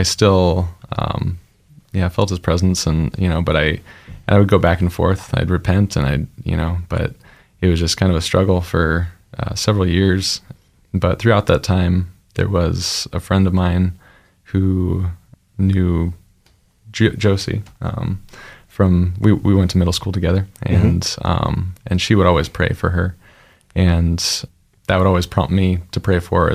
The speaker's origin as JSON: {"language": "English", "town": "Spokane", "region": "Washington", "country": "United States", "tie": "born or raised there", "also_born_or_lived": "Montana", "said": "I was born in Montana, but shortly after that, my parents felt called to do prison ministry. And there was one in Spokane that they got connected with. And so we moved to Spokane when I was pretty little. It was only a year or two, I believe. And after that, yeah, I just basically grew up in a Baptist church in Spokane"}